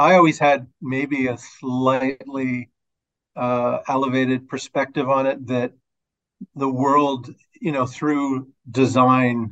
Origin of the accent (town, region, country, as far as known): Toronto, Ontario, Canada; born or raised there